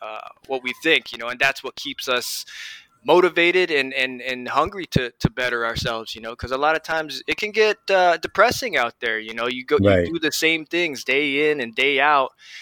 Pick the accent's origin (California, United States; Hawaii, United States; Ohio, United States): Hawaii, United States; moved away; I'm originally from Hawaii